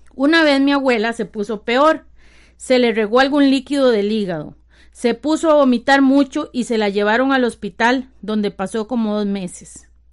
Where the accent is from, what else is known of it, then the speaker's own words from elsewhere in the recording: San Rafael de Ojo de Agua, Alajuela, Costa Rica; Soy la sexta de mis ocho hermanos y hermanas. Tengo 47 años cumplidos. Vivo en San Rafael de Ojo de Agua, Costa Rica, donde siempre he vivido.